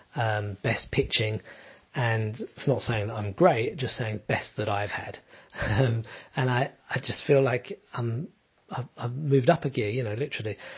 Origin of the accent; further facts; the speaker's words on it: London, United Kingdom; moved away as an adult; now in southern Italy; I'm from London